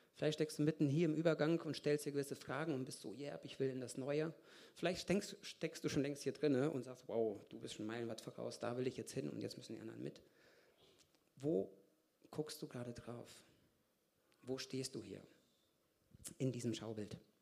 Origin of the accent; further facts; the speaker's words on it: Lichtenau, North Rhine-Westphalia, Germany; moved away as an adult; also born or lived in Kazakhstan / Hamm / Brazil; now in Augsburg, Germany; Bin in Kasachstan geboren. Mit vier Jahren sind wir nach Deutschland gezogen, nach Hamm. Von Hamm nach drei Jahren nach Paderborn, Lichtenau, das, wer das weiß, Ostwestfalen.